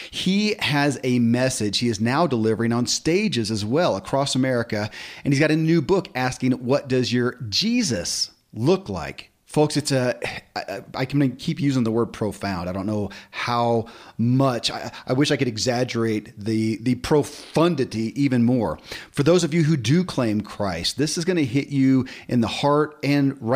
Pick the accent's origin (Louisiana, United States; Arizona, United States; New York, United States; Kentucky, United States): Kentucky, United States; born or raised there